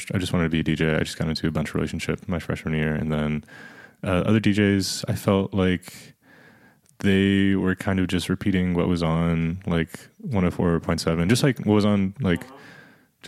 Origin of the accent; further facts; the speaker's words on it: Columbia, South Carolina, United States; I'm from Columbia